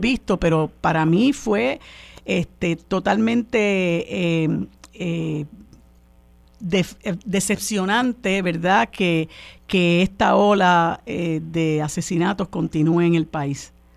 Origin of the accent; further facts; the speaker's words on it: Puerto Rico; nosotros los puertorriqueños y puertorriqueñas